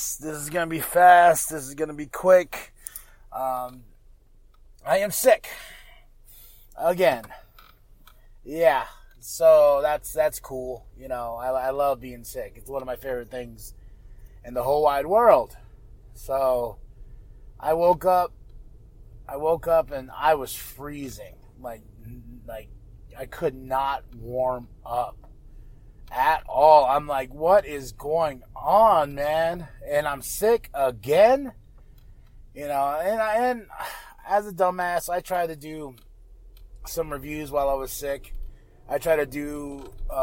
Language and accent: English; United States; now in Flagstaff, United States; all we could do in my hometown was eat.